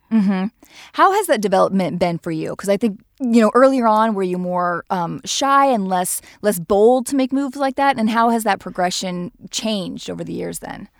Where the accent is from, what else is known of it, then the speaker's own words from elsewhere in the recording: Nebraska, United States; we're from Nebraska